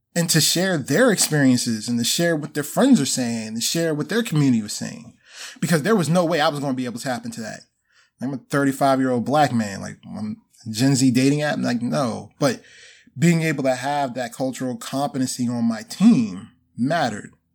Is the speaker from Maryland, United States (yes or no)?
yes; Baltimore, Maryland, United States; I'm originally from Baltimore, so went to school here